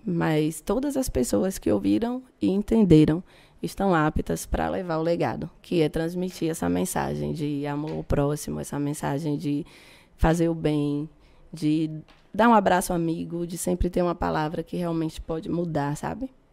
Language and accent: Portuguese; Feira de Santana, Bahia, Brazil; Eu cresci ali na Mangabeira